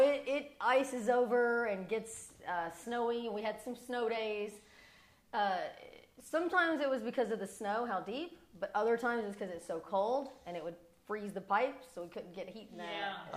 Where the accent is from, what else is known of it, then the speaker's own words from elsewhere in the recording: Morehead, Kentucky, United States; moved away as an adult; also born or lived in Georgia; now in Las Vegas, United States; growing up in Kentucky